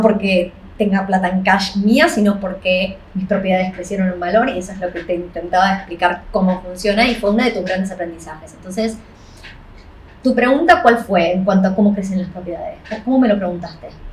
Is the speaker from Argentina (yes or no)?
yes; Argentina; now in Australia; argentino igual que yo